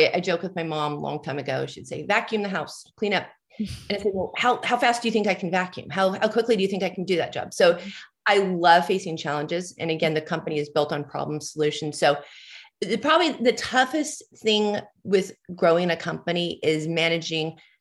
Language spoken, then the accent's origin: English; Southern California, United States; I grew up in Southern California.